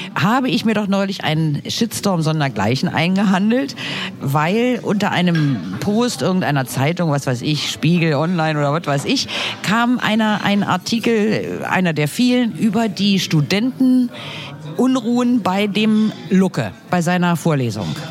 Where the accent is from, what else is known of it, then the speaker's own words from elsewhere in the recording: Berlin, Germany; Wir als Berliner